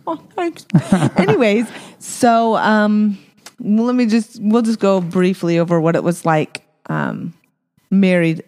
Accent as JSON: {"language": "English", "town": "Apache Junction", "region": "Arizona", "country": "United States", "tie": "born or raised there", "also_born_or_lived": "Provo, Utah", "said": "I was born in Provo, Utah. Woo, woo. And we moved down to Arizona, so another bubble, Mormon bubble, right? Um, but we we ended up being in Apache Junction"}